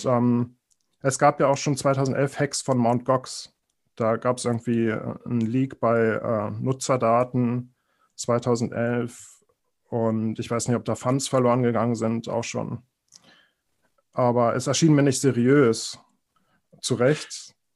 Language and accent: German; Berlin, Germany; ich bin in Berlin aufgewachsen